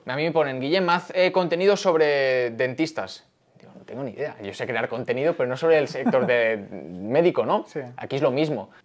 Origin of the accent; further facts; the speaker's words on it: Barcelona, Catalonia, Spain; moved away as an adult; now in Madrid, Spain; soy de Barcelona, como bien ha dicho, de toda la vida. Ahora vivo aquí